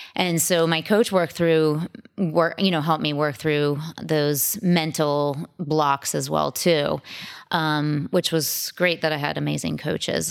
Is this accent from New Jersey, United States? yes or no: no; Sudbury, Massachusetts, United States; also born or lived in Yonkers, New York; I grew up outside Boston, um, in a suburb around, about thirty minutes outside